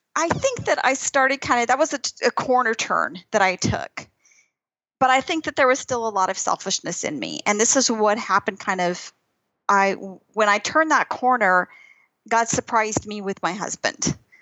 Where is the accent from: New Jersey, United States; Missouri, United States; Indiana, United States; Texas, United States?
Texas, United States; moved away as an adult; also born or lived in Albuquerque, New Mexico; I grew up in Texas